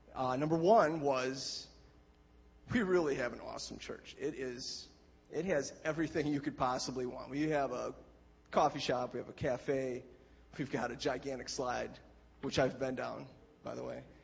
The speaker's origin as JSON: {"language": "English", "town": "Ripon", "region": "Wisconsin", "country": "United States", "tie": "born or raised there", "said": "that is my hometown where I was born and raised"}